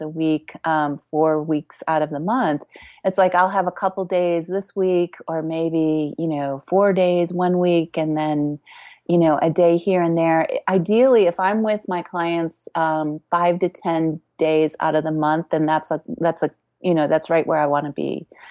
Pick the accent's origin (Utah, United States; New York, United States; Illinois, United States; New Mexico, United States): Illinois, United States; Chicago; I grew up in Chicago